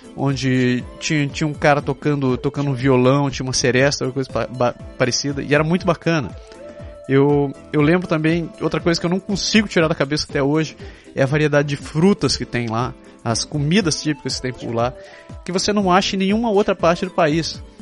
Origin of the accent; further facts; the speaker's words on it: Belém, Pará, Brazil; first language Japanese; moved away as an adult; now in Quebec, Canada; Eu nasci no Brasil, mais especificamente em Belém do Pará